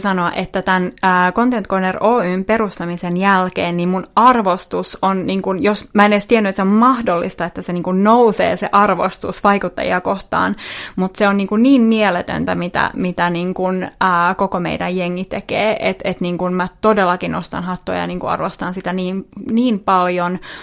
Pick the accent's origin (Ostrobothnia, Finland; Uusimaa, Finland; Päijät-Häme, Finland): Ostrobothnia, Finland; Vaasa; moved away as an adult; now in Helsinki, Finland; Mä oon siis Vaasasta kotosin ja muutettiin Helsingiin tuossa tota, seitsemän vuotta sitten.